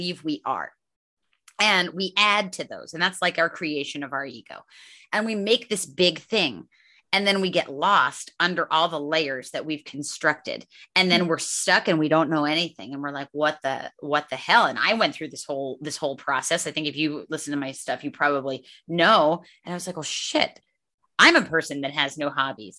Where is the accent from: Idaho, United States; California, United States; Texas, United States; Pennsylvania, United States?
Pennsylvania, United States; Northeast; moved away; I grew up in Northeast Pennsylvania